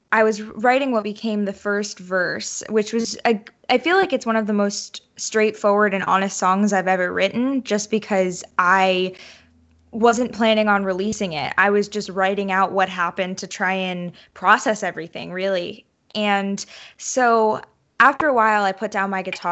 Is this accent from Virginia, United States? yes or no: no; New York, United States; moved away as an adult; now in Nashville, United States; I was born and raised in New York